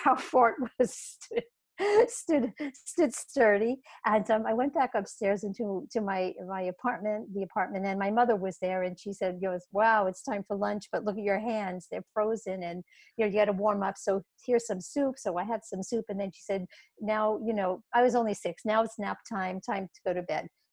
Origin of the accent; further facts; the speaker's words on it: New York City, New York, United States; I was 6 years old and I was growing up in Brooklyn, New York